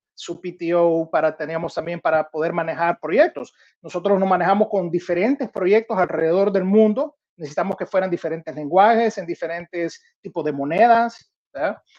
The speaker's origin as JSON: {"language": "Spanish", "country": "El Salvador", "also_born_or_lived": "Minneapolis, United States", "moved": "yes", "said": "yo siendo salvadoreño, la realidad siempre quería poder regresar a mi país"}